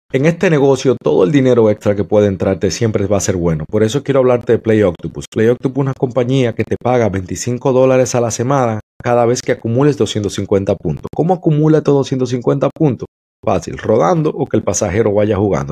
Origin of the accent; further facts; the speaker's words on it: Dominican Republic; also born or lived in New York, United States; now in Florida, United States; Yo soy dominicano, pero vivo en la Florida ya en Estados Unidos hace un tiempo eh, viví en Nueva York